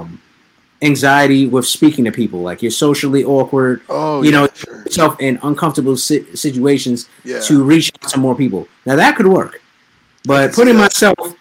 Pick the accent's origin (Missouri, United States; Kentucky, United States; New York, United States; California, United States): New York, United States; we're both from New York